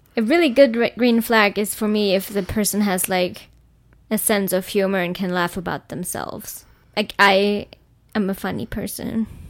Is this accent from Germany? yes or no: yes; Germany; I come from Germany